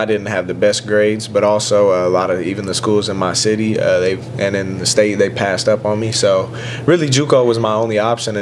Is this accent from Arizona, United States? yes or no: no; Terre Haute, Indiana, United States; moved away as an adult; that's in my hometown